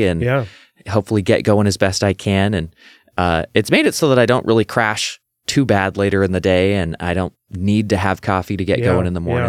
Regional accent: Renton, Washington, United States; Well, yeah, I grew up in Renton, Washington. It's on the bottom end of Lake Washington. It's where Boeing headquarters is and Seahawks practice fields.

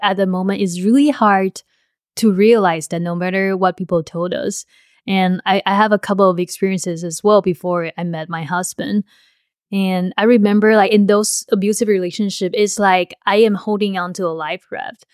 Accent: Taiwan; moved away; in Taiwan, the way I grew up

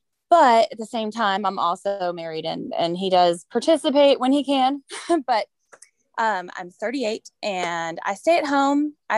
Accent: Louisville, Kentucky, United States; I was born and raised in Louisville

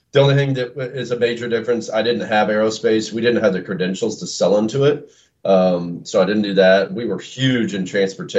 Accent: Olathe, Kansas, United States; moved away as an adult; now in Kansas City, Missouri, United States; I grew up on the Kansas side in a town called Olathe, Kansas

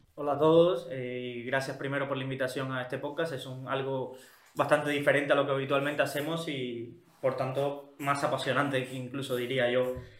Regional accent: Cuba; moved away; Yo que provengo de Cuba

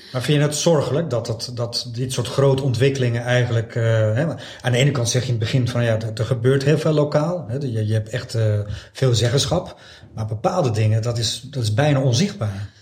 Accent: Beverwijk, North Holland, Netherlands; also born or lived in Wijk aan Zee; ik woon in Wijk en Zee. Ik kom uit Beverwijk.

